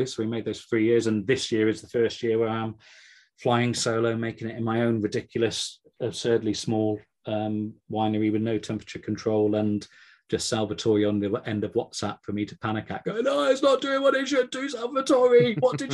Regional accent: Gloucestershire, South West England, United Kingdom; now in Cornwall, United Kingdom; I'm from Gloucestershire originally

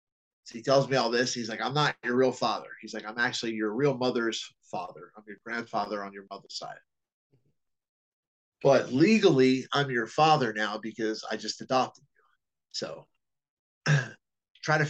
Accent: New Jersey, United States; I was born and raised in New Jersey, South New Jersey, the real dirty South

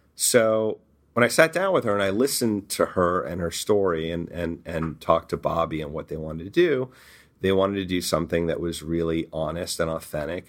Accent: Beverly Hills, California, United States; growing up in Beverly Hills. and going to Beverly Hills High School

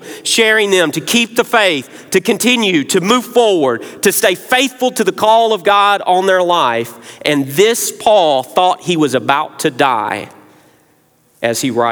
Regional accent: Memphis, Tennessee, United States; now in South Carolina, United States; I'm not a native South Carolinian. I grew up proudly in Memphis, Tennessee

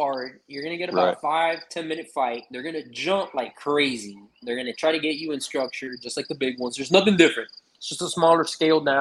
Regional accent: Miami, Florida, United States; born or raised there; also born or lived in California

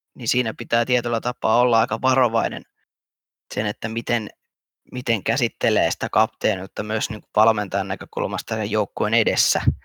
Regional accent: Hämeenlinna, Kanta-Häme, Finland; mä oon Hämeenlinnalainen perheenisä

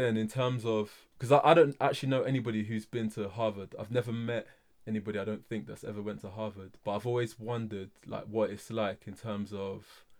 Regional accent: Nigeria; especially coming from like a Nigerian, you know, household. I know, obviously being Nigerian myself, I know.

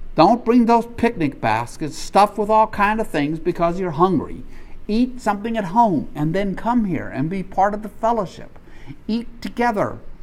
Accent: Deep South, United States; growing up in the Deep South

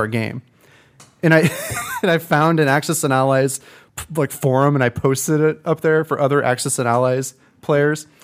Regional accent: Peoria, Illinois, United States; I grew up in Peoria

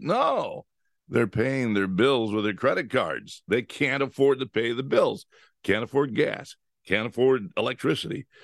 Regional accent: California, United States; I grew up in California

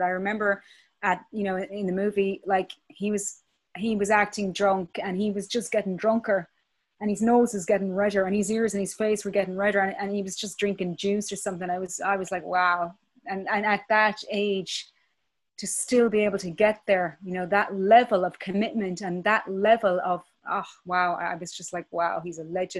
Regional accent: Belfast, Northern Ireland, United Kingdom; born there; technically I'm also a British citizen because I was born in Belfast.

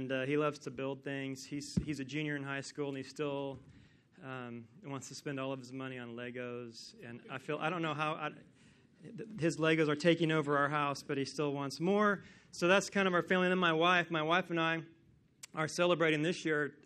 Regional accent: Kansas, United States; I am from Kansas, and I have grown up watching USC sports on TV my whole life

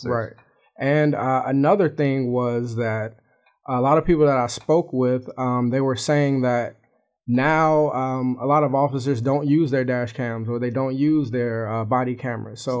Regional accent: Chicago, Illinois, United States; it's like something that happens every day kind of situation because I'm from Chicago, you know

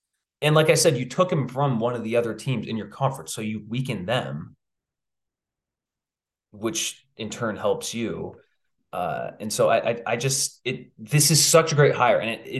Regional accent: Washington, United States; moved away; growing up in Washington

